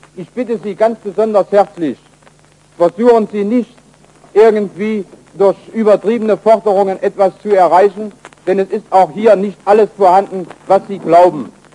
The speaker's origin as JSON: {"language": "German", "town": "Wrocław", "region": "Lower Silesian Voivodeship", "country": "Poland", "tie": "born or raised there", "moved": "as an adult", "said": "wurde nach Breslau entlassen, was meine Heimat ist"}